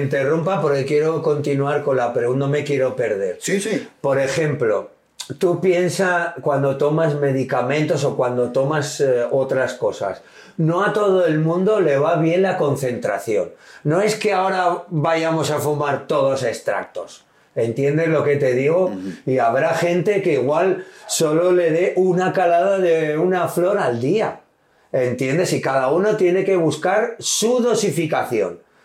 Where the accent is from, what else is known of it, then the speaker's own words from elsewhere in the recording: Basque Country, Spain; yo soy vasco del norte